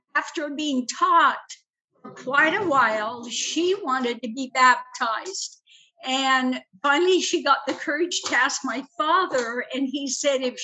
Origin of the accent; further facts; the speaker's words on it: Denmark; moved away; I was born in Denmark